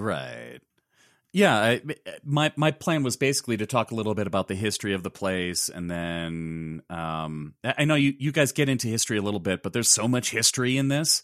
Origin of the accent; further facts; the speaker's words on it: Chicago, Illinois, United States; I grew up in Chicago